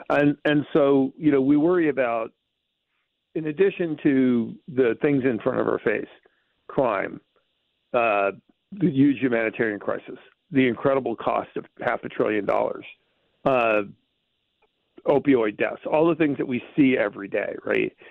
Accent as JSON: {"language": "English", "town": "Bronx", "region": "New York", "country": "United States", "tie": "born there", "said": "You know, I was born in the South. South Bronx."}